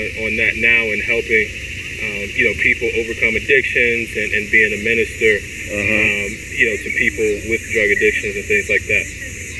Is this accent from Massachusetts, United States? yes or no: no; South Carolina, United States; also born or lived in Baltimore, Maryland; So I was born here. I was born at Park Heights. You know, and around 3 years old, my mom and she had recently gotten married. So my mom and dad, we all moved to South Carolina.